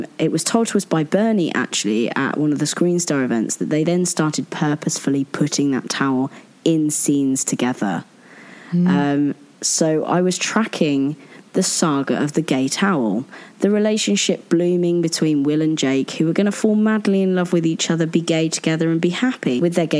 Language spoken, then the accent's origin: English; United Kingdom; as a British person